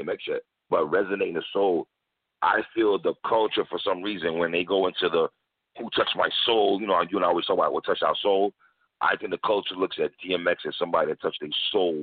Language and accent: English; Jamaica; I'm Jamaican